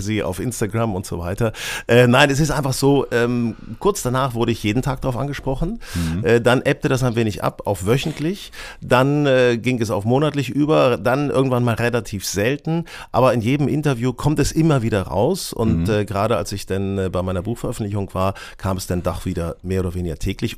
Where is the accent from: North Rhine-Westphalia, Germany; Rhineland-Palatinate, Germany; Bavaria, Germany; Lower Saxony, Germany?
Lower Saxony, Germany; a village near Hanover; now in Hamburg, Germany; ich bin auf dem Dorf aufgewachsen, äh, in der Nähe von Hannover